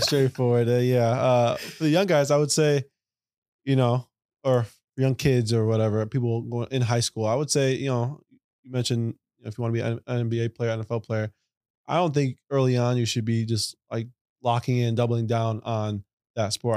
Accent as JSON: {"language": "English", "town": "Chicago", "region": "Illinois", "country": "United States", "tie": "born or raised there", "said": "I live downtown, grew up in Logan Square on the north side."}